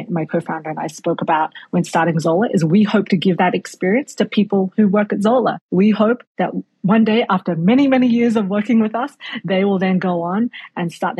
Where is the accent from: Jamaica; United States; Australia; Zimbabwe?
Australia; moved away; I grew up in Australia